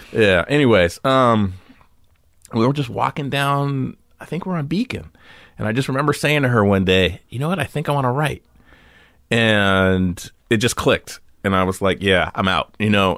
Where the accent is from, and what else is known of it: Santa Monica, California, United States; born or raised there; also born or lived in Venice, Los Angeles / Beverlywood, Los Angeles